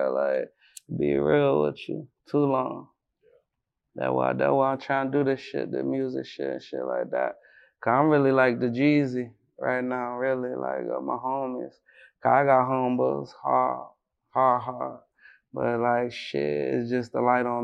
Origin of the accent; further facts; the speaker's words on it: Philadelphia, Pennsylvania, United States; I'm from Philly